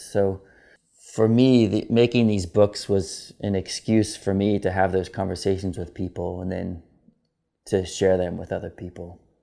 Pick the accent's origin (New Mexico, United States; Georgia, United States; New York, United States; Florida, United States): Georgia, United States; Atlanta; I was born in Atlanta, Georgia